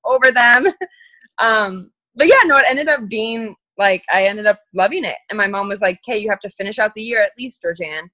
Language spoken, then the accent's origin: English; Phoenix, Arizona, United States; born or raised there; also born or lived in Missoula, Montana